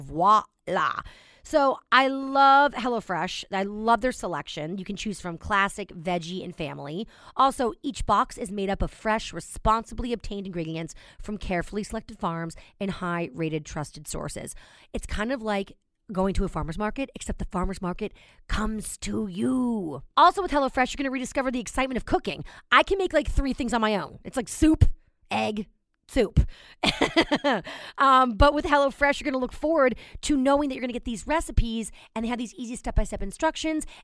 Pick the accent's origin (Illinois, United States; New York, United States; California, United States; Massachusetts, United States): New York, United States; I'm telling you too, as a New Yorker, I don't know about you guys, but grocery shopping is such a pain in my butt.